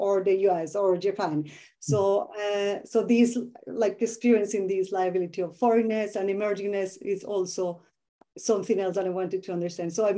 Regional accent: Medellín, Antioquia, Colombia; English is a second language; I grew up in Medellin in Colombia

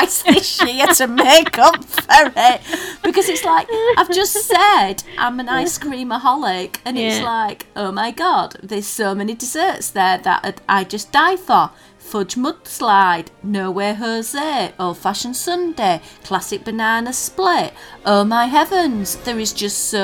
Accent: Yorkshire and the Humber, United Kingdom; we're from Yorkshire

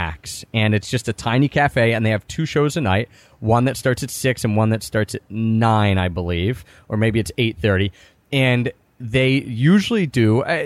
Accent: Philadelphia, Pennsylvania, United States; now in Asheville, United States; we're from Philadelphia

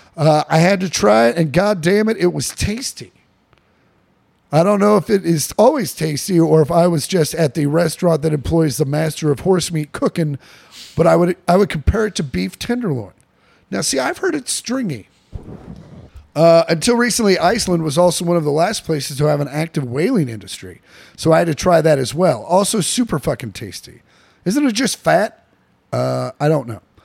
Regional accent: Kansas, United States; Sometimes I talk weird 'cause I'm from Kansas

